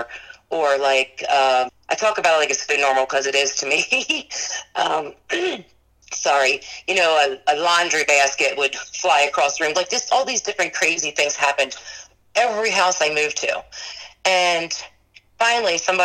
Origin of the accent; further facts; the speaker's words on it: Maryland, United States; now in Gettysburg, United States; I grew up in Maryland